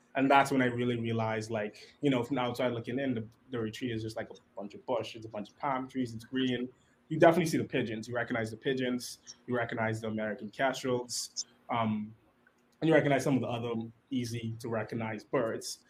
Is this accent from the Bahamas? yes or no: yes; Nassau, New Providence, Bahamas; I grew up right here in Nassau.